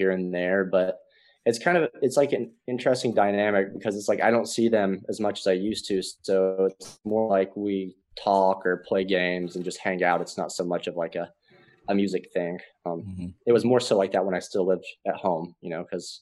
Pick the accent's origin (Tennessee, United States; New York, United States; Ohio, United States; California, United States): Tennessee, United States; Sevierville; moved away as an adult; now in Nashville, United States; I grew up in Sevierville, Tennessee, East Tennessee